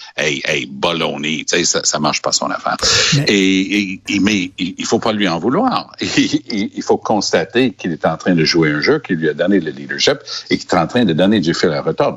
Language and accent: French; Quebec, Canada; j'étais du Québec